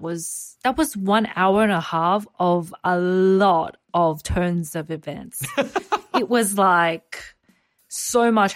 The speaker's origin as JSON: {"language": "English", "country": "Australia", "tie": "born or raised there", "said": "growing up in Australia."}